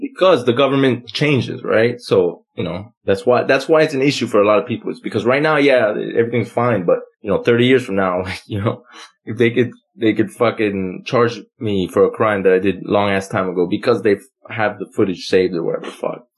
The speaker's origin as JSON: {"language": "English", "country": "United States", "said": "I'm American"}